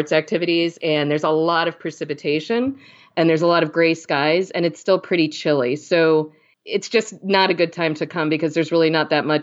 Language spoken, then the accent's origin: English; New Jersey, United States; also born or lived in Pittsburgh, Pennsylvania; now in Syracuse, United States; I'm originally from New Jersey, right outside of New York City.